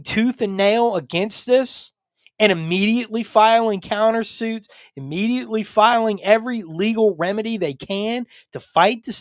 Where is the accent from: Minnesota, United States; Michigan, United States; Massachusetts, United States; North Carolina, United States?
North Carolina, United States; my home state of North Carolina